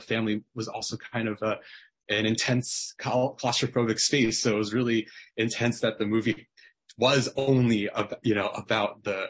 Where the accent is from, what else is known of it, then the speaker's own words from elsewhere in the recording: United States; even though I'm not Korean, I'm Taiwanese American